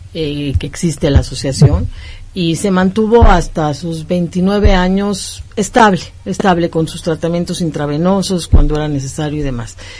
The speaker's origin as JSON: {"language": "Spanish", "country": "Mexico", "said": "Somos ciudadanos mexicanos"}